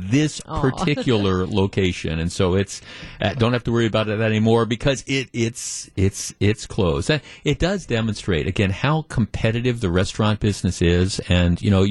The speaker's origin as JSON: {"language": "English", "town": "Glendale", "region": "Wisconsin", "country": "United States", "tie": "born or raised there", "also_born_or_lived": "Whitefish Bay, Wisconsin", "said": "I grew up in Glendale and then lived in Whitefish Bay"}